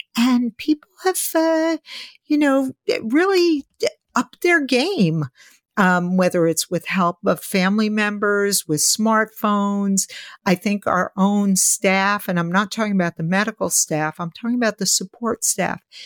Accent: New York City, New York, United States; growing up in New York City

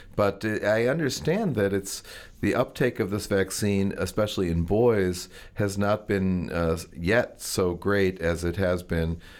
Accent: Maryland, United States; the Maryland culture from where I come

